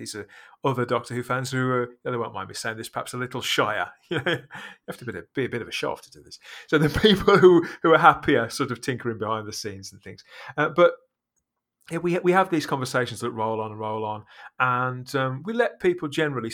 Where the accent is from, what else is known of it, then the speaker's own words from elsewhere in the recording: United Kingdom; I'm British.